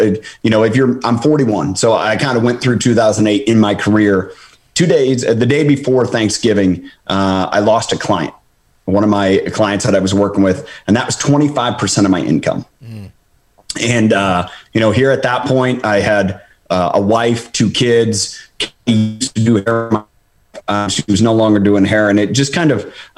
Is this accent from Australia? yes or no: no; Wooster, Ohio, United States; moved away as an adult; also born or lived in upstate New York; now in California, United States; I grew up in Worcester. I grew up on a dairy farm